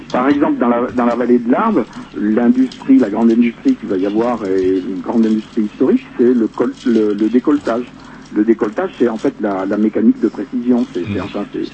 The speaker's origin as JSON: {"language": "French", "town": "Ho Chi Minh City", "country": "Vietnam", "tie": "born or raised there", "also_born_or_lived": "Rennes, France", "moved": "yes", "lives_now": "Les Contamines-Montjoie, France", "said": "je suis né à Saïdon, moi. Hein, d'un père français et d'une mère vietnamienne"}